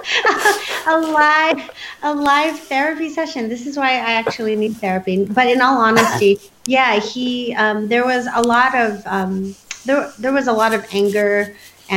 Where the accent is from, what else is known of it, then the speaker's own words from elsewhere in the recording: California, United States; also born or lived in Ohio, United States / Philippines; I moved to California when I was 4